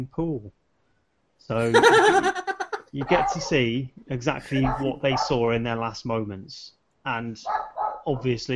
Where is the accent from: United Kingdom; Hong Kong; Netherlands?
United Kingdom; me as a British consumer